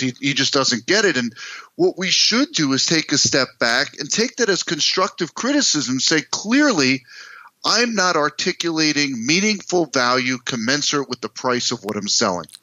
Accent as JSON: {"language": "English", "country": "United States", "tie": "born or raised there", "also_born_or_lived": "New York City, United States / New Jersey, United States", "moved": "as an adult", "lives_now": "Minneapolis, United States", "said": "I grew up in East Coast, New York City, New Jersey."}